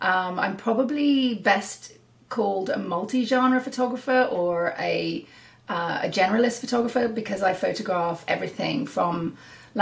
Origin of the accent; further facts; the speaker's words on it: United Kingdom; moved away as an adult; now in Salmon Arm, Canada; I'm from the UK. And I moved here in 2007